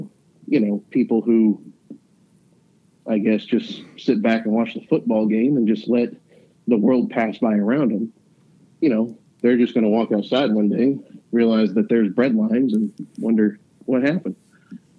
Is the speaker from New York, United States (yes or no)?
no; Huntington, West Virginia, United States; I came from the West End of Huntington